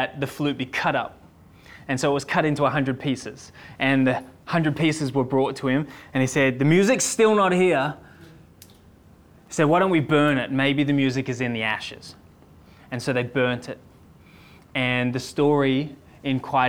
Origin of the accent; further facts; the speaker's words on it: Sydney, New South Wales, Australia; I'm from Sydney.